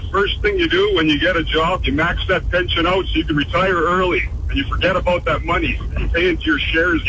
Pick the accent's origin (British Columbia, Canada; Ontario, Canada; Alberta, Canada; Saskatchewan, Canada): Saskatchewan, Canada; Melville; I'm from Melville.